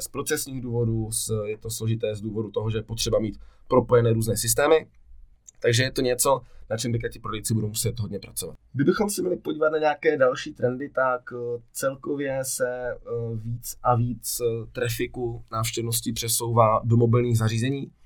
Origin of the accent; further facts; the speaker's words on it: Ostrava, Moravian-Silesian Region, Czechia; jsem z Ostravy